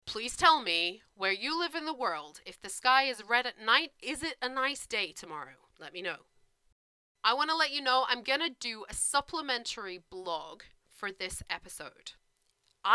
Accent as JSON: {"language": "English", "country": "United Kingdom", "said": "I'm British"}